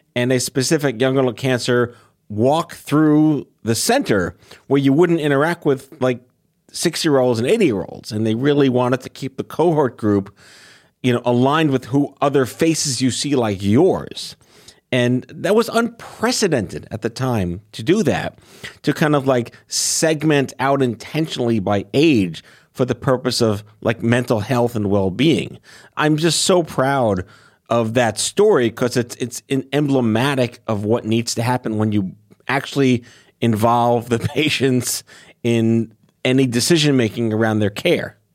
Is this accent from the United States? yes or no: yes; New York City, New York, United States; also born or lived in Brooklyn; I lived there until I was two, and then I went to Staten Island for the rest of my life.